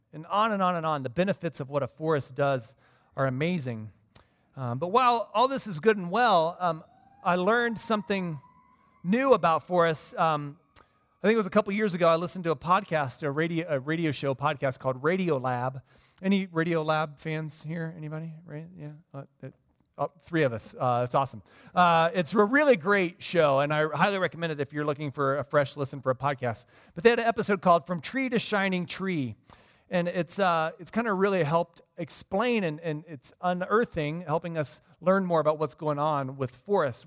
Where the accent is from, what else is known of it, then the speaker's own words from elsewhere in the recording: Midwest, United States; moved away; I grew up in the Midwest